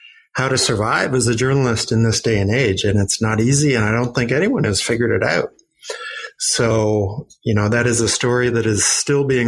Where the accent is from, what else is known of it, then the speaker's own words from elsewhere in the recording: Vancouver, British Columbia, Canada; moved away as an adult; now in New York, United States; Vancouver, when I was growing up, was a very sleepy little town.